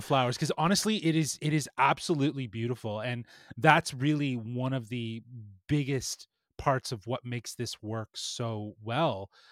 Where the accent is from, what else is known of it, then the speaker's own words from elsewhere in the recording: Toronto, Ontario, Canada; we're from Toronto